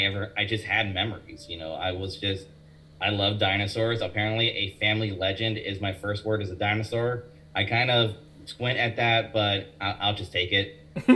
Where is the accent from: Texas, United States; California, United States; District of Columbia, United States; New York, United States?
California, United States; moved away; also born or lived in Florida; I grew up in California before going to Florida.